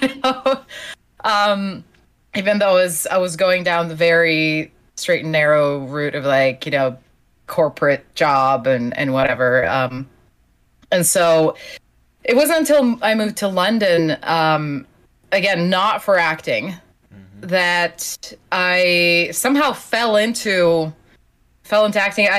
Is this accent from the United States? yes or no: no; Slovenia; English is a second language; moved away; I'm originally from Slovenia, which is a country of 2 million people